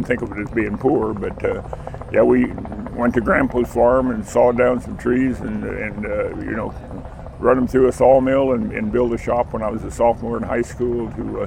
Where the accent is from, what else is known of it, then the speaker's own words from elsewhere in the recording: Hanover, United States; my hometown of Hanover